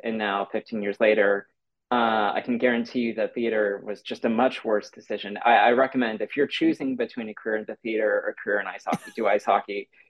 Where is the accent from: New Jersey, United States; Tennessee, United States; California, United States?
California, United States; Santa Rosa; also born or lived in San Jose; I grew up in Santa Rosa, uh, which is about an hour north of San Francisco